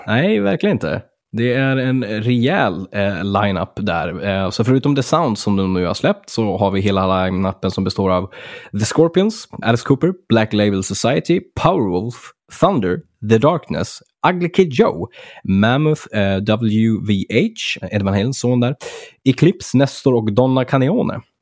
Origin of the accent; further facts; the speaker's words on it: Örnsköldsvik, Västernorrland County, Sweden; från min hemstad där Örnsköldsvik